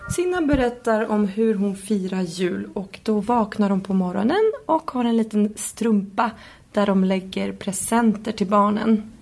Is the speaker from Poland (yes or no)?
yes; Poland; moved away; jag kommer ju från Polen